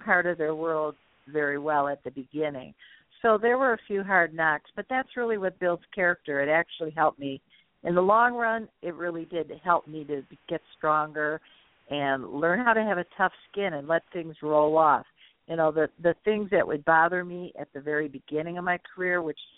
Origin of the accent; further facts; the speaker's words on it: Detroit, Michigan, United States; accent: Midwestern; I'm born and raised in Detroit